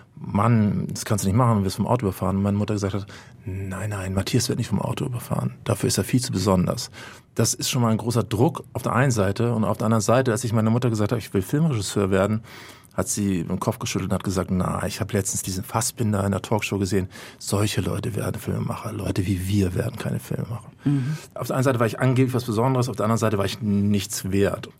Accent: Hamburg, Germany; ich bin in Altona in Hamburg groß geworden

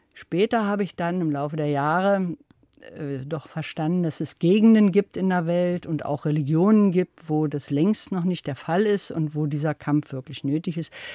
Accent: East Germany, Germany; ich bin also ja in der DDR aufgewachsen

